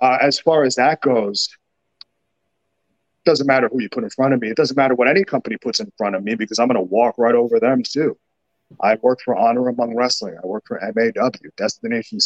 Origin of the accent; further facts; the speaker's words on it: New York City, New York, United States; I'm from New York City. I'm from Brooklyn